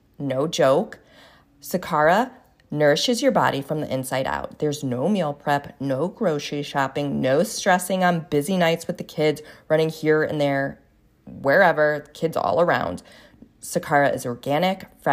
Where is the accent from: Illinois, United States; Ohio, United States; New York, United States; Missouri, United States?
Ohio, United States; Cleveland; I'm not originally from Cleveland. But anyways, I grew up in Cleveland